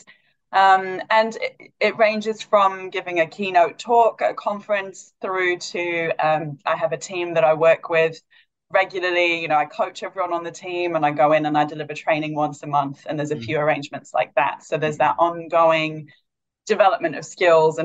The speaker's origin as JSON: {"language": "English", "region": "Wales", "country": "United Kingdom", "also_born_or_lived": "London", "moved": "as an adult", "lives_now": "Perth, Australia", "said": "I'm originally from Wales in the UK. I've lived in Perth 12 years"}